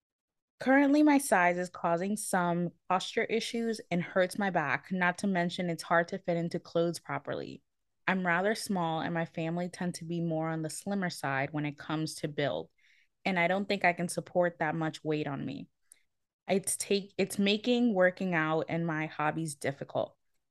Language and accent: English; United States; Man, I don't know if you know that we're American.